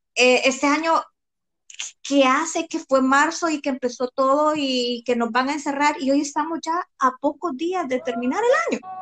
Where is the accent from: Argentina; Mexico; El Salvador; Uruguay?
El Salvador; Como salvadoreños comemos muy mal.